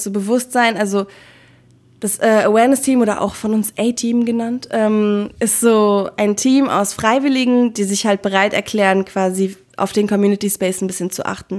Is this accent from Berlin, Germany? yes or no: yes; Berlin, Germany; Ich bin Berlinerin